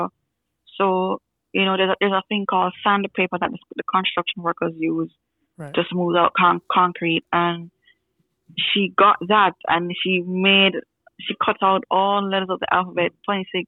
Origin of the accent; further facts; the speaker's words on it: Kingston, Jamaica; I'm from Kingston, Jamaica, which is in the Caribbean.